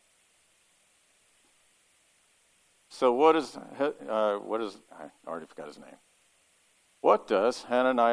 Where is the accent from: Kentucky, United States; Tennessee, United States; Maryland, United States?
Kentucky, United States; now in Ohio, United States; I'm from Kentucky